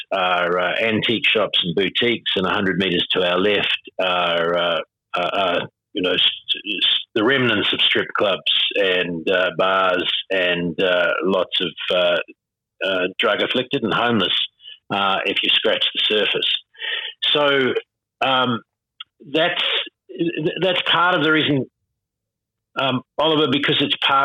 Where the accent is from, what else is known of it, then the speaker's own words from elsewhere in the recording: New Zealand; now in Sydney, Australia; I see myself as a Kiwi